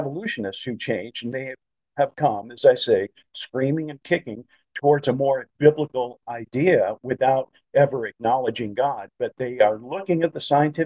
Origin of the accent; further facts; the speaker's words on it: Chicago, Illinois, United States; when I was growing up in the Chicagoland area